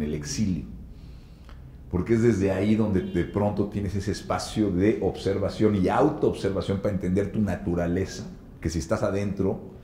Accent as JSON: {"language": "Spanish", "country": "Mexico"}